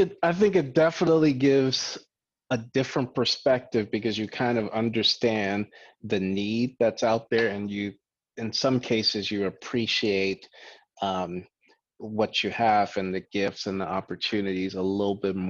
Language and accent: English; Liberia; moved away; also born or lived in Platteville, Wisconsin, United States / Boston, Massachusetts, United States; I grew up in West Africa for a good part of my life in a country called Liberia